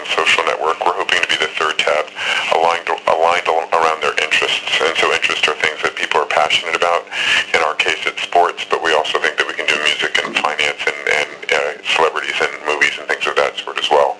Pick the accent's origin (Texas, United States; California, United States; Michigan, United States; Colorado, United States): California, United States; Berkeley; moved away as an adult; also born or lived in San Francisco, California / Philadelphia, Pennsylvania; now in New York, United States; I'm a native San Franciscan, but I was raised in Berkeley, California